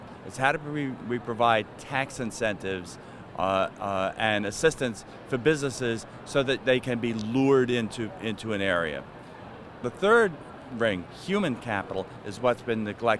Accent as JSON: {"language": "English", "region": "New York", "country": "United States", "tie": "born or raised there", "said": "my hometown, New York"}